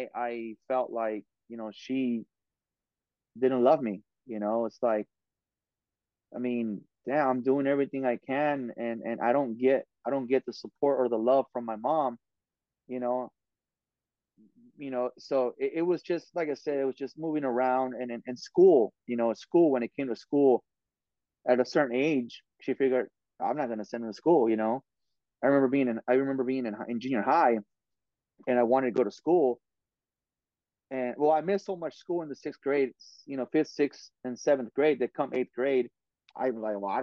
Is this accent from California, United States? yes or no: yes; Oxnard, California, United States; I went to every single school there was in Oxnard, you know, and I'm from Oxnard